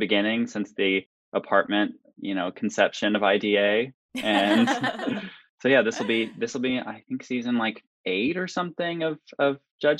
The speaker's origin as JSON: {"language": "English", "region": "Southern Missouri", "country": "United States", "tie": "born or raised there", "also_born_or_lived": "New York", "moved": "as an adult", "said": "I am originally from Southern Missouri, born and raised here, went to college here. And then after I graduated, spent about a decade in New York. And then just over a year and a half ago, relocated back to Missouri"}